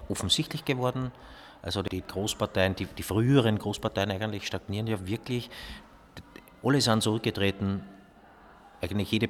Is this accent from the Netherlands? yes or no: no; Austria; aber einfach sagen, wir sind Österreicher, das, wir sind auf das stolz, wir sind auf das nicht stolz.